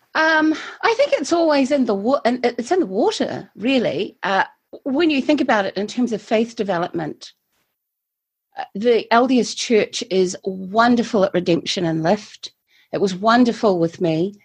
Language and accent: English; Christchurch, Canterbury, New Zealand; also born or lived in Taiwan; I'm a native, i I say, a native of Christchurch. I've always lived here, except when I haven't lived here